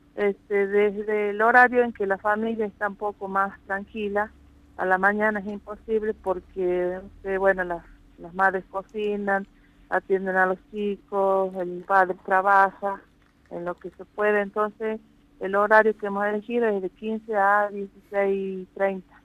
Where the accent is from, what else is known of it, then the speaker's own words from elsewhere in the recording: Amaicha del Valle, Tucumán, Argentina; yo soy nacida y criada acá en Amaicha